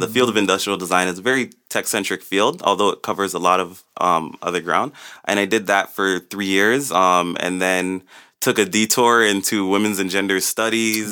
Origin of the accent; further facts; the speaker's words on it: Toronto, Ontario, Canada; also born or lived in Jane and Finch, Toronto; I was raised mostly in Rexdale. Born in Jane and Finch, moved to Rexdale when I was eight